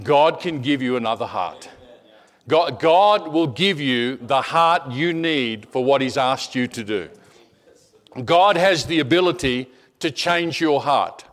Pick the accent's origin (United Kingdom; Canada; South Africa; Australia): Australia; I'm an Aussie, and I was a fifth generation Australian